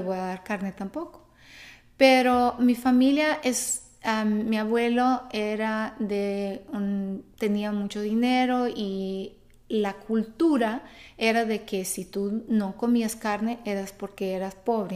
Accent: Brazil; Spanish is a second language; moved away as an adult; also born or lived in Mexico; yo soy de Brasil, yo nací en Brasil

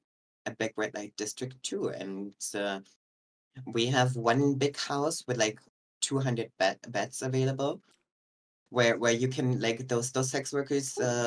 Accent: Germany; English is a second language; I'm 30 years old. I'm from Germany, born and raised here.

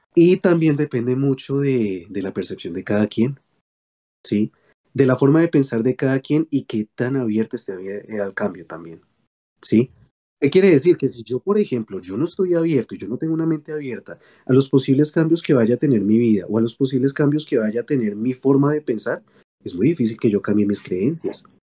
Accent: Colombia; nosotros como colombianos

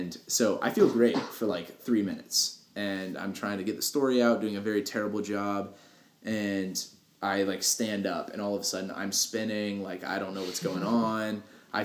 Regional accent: United States; I'm from Polk County.

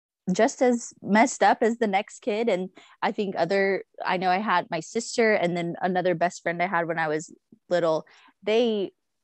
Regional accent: Dallas-Fort Worth area, Texas, United States; I always say I'm from the Dallas-Fort Worth area, even though we moved around a lot before

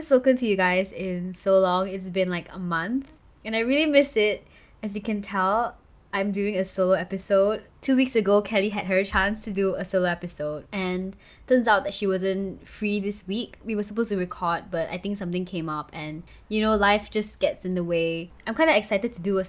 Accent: Kuala Lumpur, Malaysia; moved away as an adult; also born or lived in Johor; right now I'm in KL, which is Kuala Lumpur, which is the capital of Malaysia. And this is where I basically grew up, attended high school

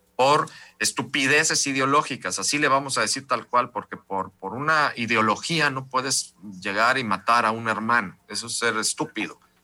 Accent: Mexico; soy mexicano

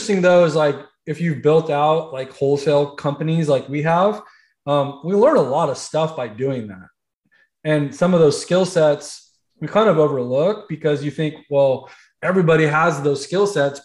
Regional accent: Central Valley, California, United States; moved away as an adult; now in South Florida, United States; growing up most of my life in Central Valley, and then moving to South Florida

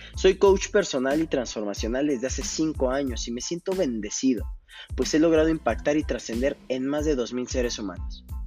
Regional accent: Coacalco, State of Mexico, Mexico; moved away as an adult; also born or lived in Querétaro; now in Tulancingo, Mexico; soy originario de la Ciudad de México en la cual solamente viví mis primeros ocho años de vida. Después radiqué en Coacalco, Estado de México, cerca de 16 años.

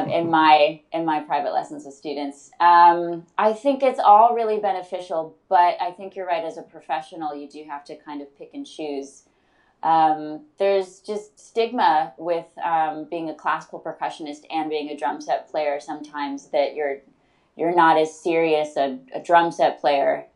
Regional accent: Detroit, Michigan, United States; I'm from Metro Detroit, Michigan. I grew up playing piano and taking ballet lessons, and then the public school music system is really strong, or was really strong, in Detroit

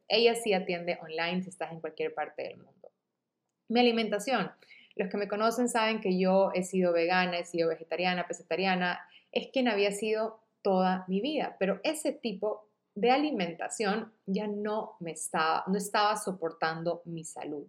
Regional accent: Guayaquil, Guayas, Ecuador; Yo soy de Guayaquil, Ecuador

